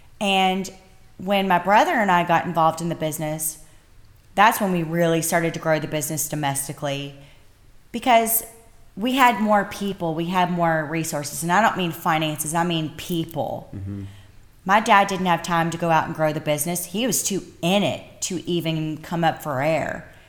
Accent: Bardstown, Kentucky, United States; I'm from Bardstown, Kentucky, bourbon capital of the world, and America's most beautiful small town, y'all.

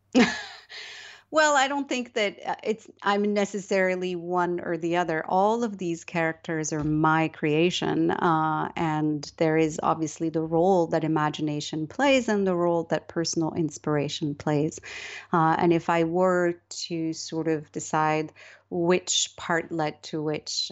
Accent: Morocco; I was born and raised in Morocco

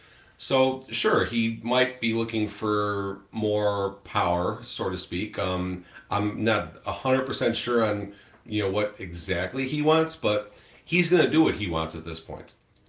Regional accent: Chicago, Illinois, United States; moved away; I'm from Chicago.

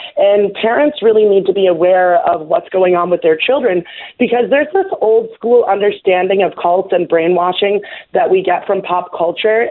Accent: New York City, New York, United States; I was born in New York City

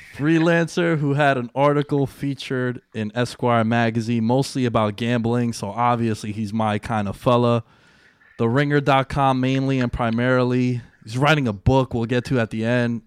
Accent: East Coast, United States; we're both from the East Coast

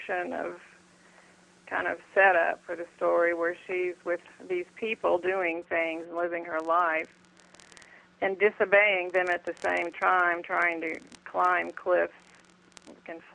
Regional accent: Texas, United States; being a Texan

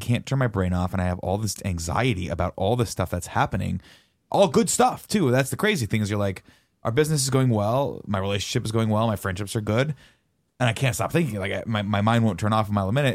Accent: Riverside, California, United States; growing up in Riverside, there wasn't much

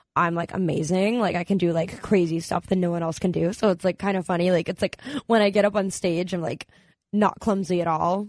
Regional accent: Maryland, United States; now in Los Angeles, United States; I'm from Maryland originally.

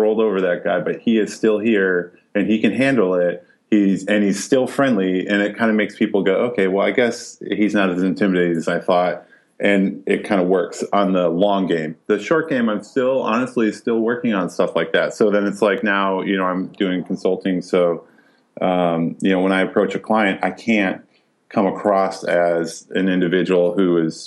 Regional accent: Iowa, United States; born and raised on the banks of the Mississippi in Iowa

